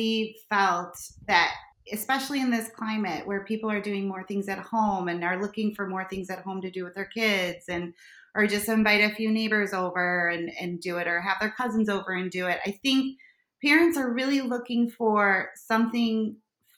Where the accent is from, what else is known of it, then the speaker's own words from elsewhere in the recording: Chicago, Illinois, United States; accent: harsh Chicago; my harsh Chicago accent